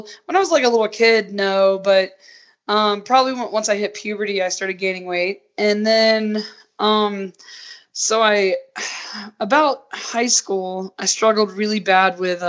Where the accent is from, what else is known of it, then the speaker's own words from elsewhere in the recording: Georgia, United States; moved away as an adult; now in Utah, United States; I was raised in the South where it's just like cornbread and like biscuits and gravy